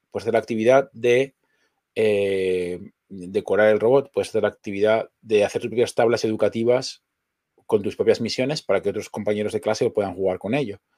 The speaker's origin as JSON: {"language": "Spanish", "town": "Zaragoza", "region": "Aragon", "country": "Spain", "said": "estamos en una ciudad con playa. Vengo de Zaragoza, que es el puro desierto."}